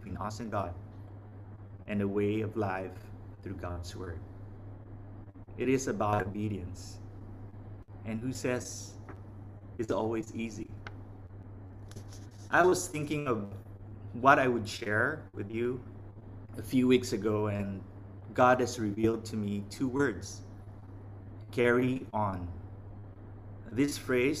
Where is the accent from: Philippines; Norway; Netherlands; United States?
Philippines; now in Vietnam; from the Philippines